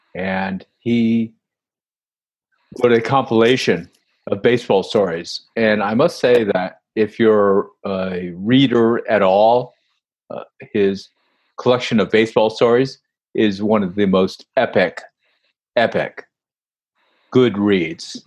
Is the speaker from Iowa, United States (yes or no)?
no; New York, United States; moved away as an adult; also born or lived in Kentucky; I'm from New York